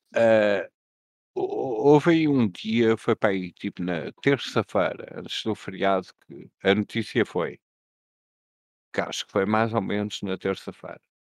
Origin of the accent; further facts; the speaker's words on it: Portugal; nós portugueses